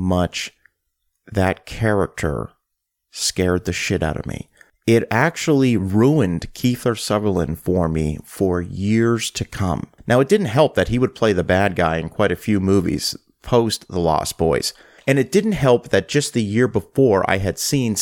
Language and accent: English; Halifax, Nova Scotia, Canada; growing up in Halifax, Nova Scotia